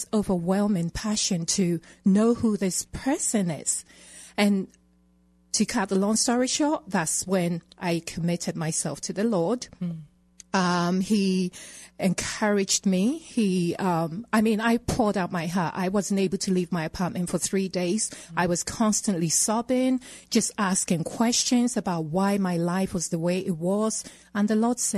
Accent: England, United Kingdom; accent: British; moved away as an adult; also born or lived in Ghana; now in Colorado, United States; I was born in Ghana and raised in England

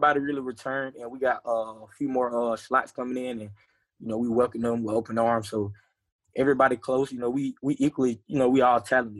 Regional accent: Cochran, Georgia, United States; moved away as an adult; now in Kennesaw, United States; I'm from Cochran

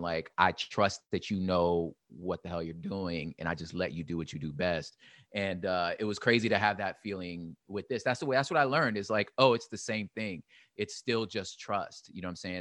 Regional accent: Los Angeles, California, United States; I'm from L

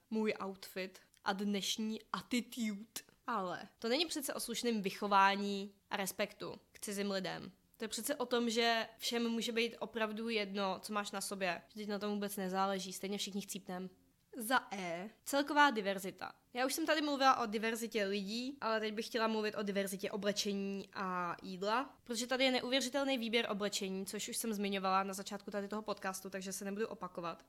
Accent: Říčany, Central Bohemian Region, Czechia; moved away as an adult; now in United States; U nás v Říčanech

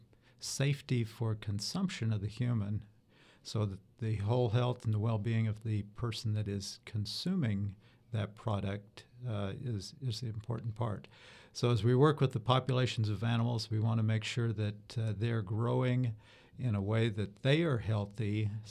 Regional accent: southwest Wyoming, United States; moved away as an adult; also born or lived in Utah / Colorado / Davis, California; now in Florida, United States; I'm from a small town of about 2,000 people in the southwest of Wyoming. And I grew up in a beef cattle producing and sheep producing area of that state.

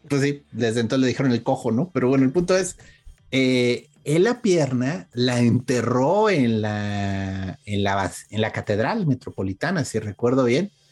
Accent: Mexico; nuestro Día de Muertos

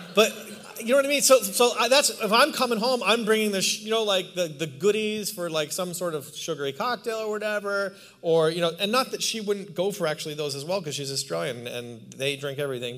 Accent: Canada; also born or lived in New York City, United States; now in Palm Springs, United States; I'm Canadian

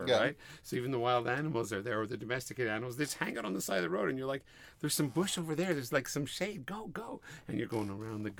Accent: Montreal, Quebec, Canada; moved away; We're from Montreal, and you know, there's our parents, there, everybody's in Montreal

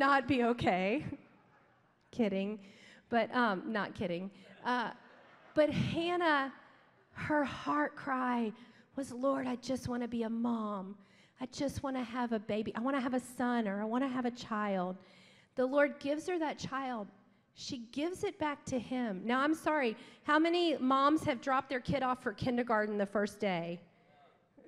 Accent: Baton Rouge, Louisiana, United States; moved away as an adult; now in Dallas, United States; We grew up in South Louisiana. We're from Baton Rouge

